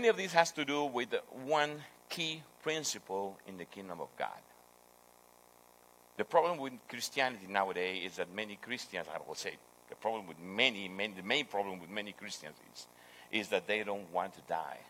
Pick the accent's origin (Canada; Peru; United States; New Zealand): Peru; English is a second language; I'm from Peru.